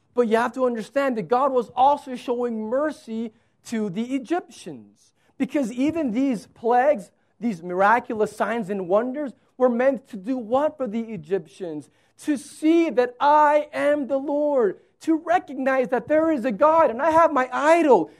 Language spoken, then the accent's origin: English; United States